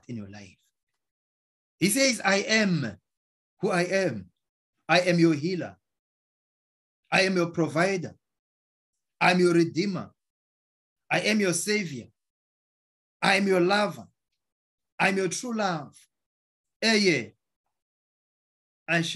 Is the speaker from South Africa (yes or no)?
yes; South Africa; now in United States; I'm from South Africa